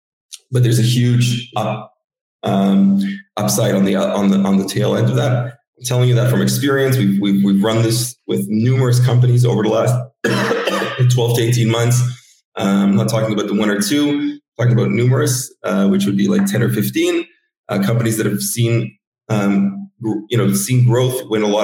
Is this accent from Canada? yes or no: yes; Canada; I grew up in Canada